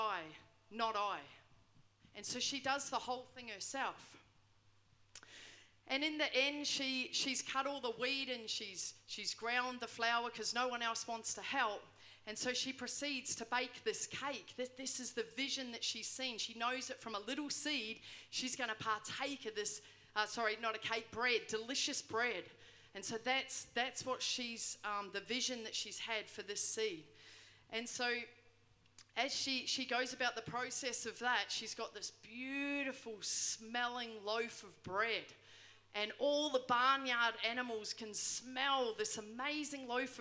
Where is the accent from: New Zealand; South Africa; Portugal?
New Zealand; moved away; I grew up in New Zealand